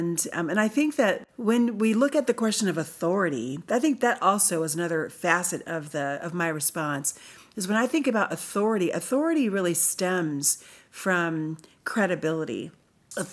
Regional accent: United States; I relate as an American, as someone from the United States of America

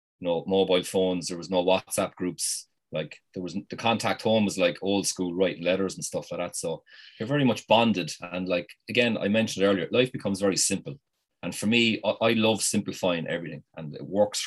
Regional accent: Ireland; us as Irish people

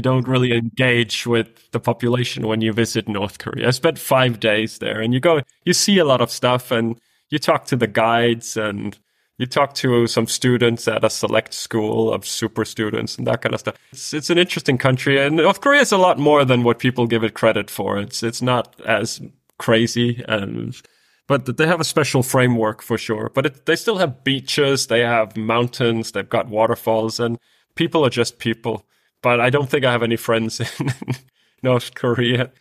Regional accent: Denmark; I'm from Denmark, which is a, one of the Nordic countries

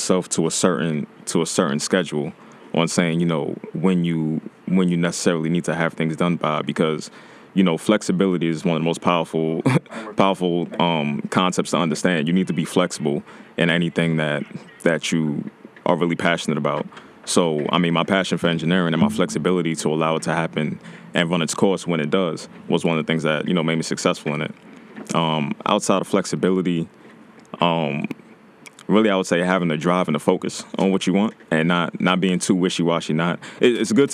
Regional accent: New York City, New York, United States; I'm from Brooklyn, New York, East New York

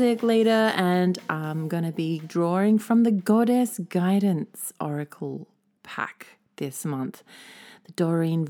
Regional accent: Australia; now in Tokyo, Japan; as an Australian who isn't really that used to snow

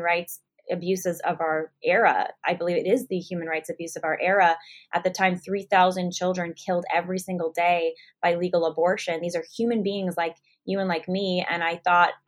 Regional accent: California, United States; I'm from California, started Live Action in San Jose

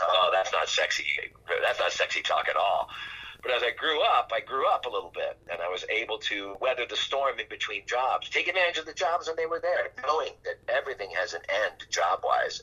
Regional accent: Pennsylvania, United States; now in California, United States; I'm from Pennsylvania and I live in California

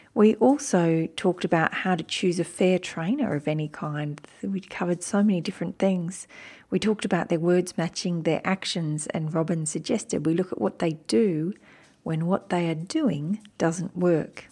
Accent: Wiradjuri country, New South Wales, Australia; also born or lived in Turrbal and Jagera country (Brisbane, Queensland); now in Brisbane, Australia; I was born on Wiradjuri country

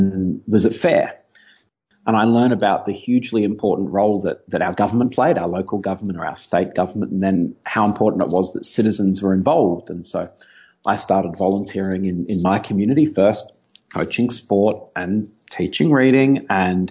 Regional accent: Melbourne, Victoria, Australia; moved away; I'm originally an Aussie. I grew up in Melbourne on the south coast of Australia

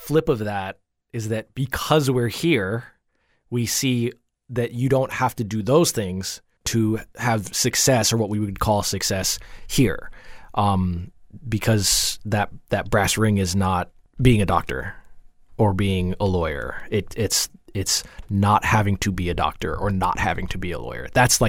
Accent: Jamaica; Yeah, so I think that there's something to be said about kind of like the immigrant mind, because I'm from Jamaica.

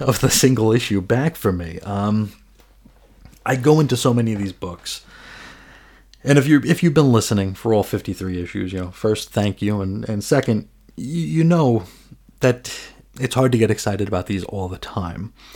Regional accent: New York, United States; I'm from New York. It sorta just happens. Uh, cursing is part of my native tongue

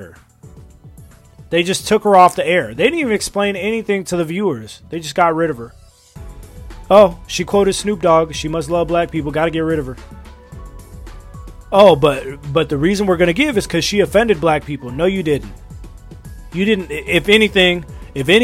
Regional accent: United States; I'm an American

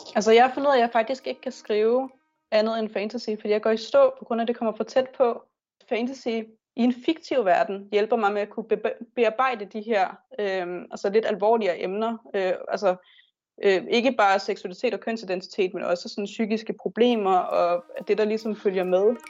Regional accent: Bornholm, Capital Region of Denmark, Denmark; moved away as an adult; jeg er Bornholmer, men så er jeg flyttet herover for at uddanne mig

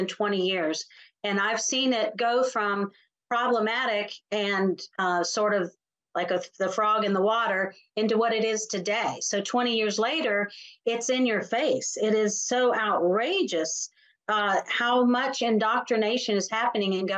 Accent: South Carolina, United States; my home state of South Carolina

